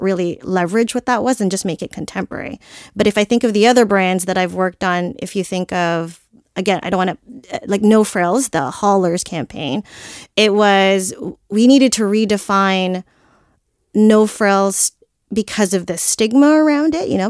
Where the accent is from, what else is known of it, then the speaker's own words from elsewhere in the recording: Philippines; I'm Filipino